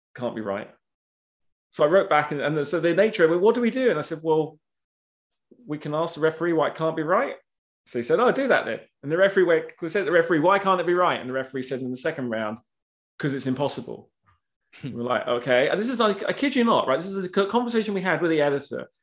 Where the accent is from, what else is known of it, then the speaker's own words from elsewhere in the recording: United Kingdom; I'm British